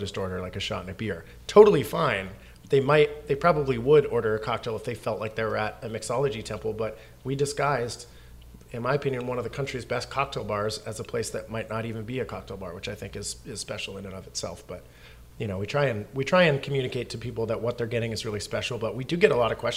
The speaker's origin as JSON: {"language": "English", "country": "Canada", "moved": "yes", "lives_now": "Seattle, United States", "said": "I'm an immigrant from Canada."}